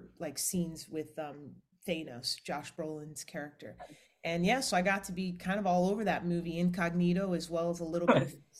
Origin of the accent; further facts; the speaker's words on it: Atlanta, Georgia, United States; moved away as an adult; also born or lived in Los Angeles, California; now in Orlando, United States; I'm from Atlanta